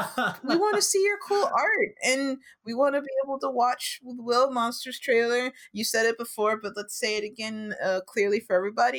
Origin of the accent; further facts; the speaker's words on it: Chicago, Illinois, United States; I'm from the Midwest.